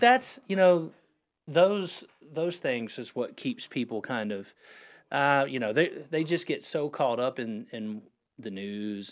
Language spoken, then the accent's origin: English; Huntersville, North Carolina, United States; I'm a Lake Norman born and raised